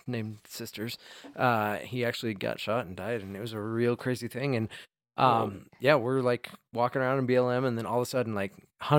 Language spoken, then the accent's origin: English; Oregon, United States; born or raised there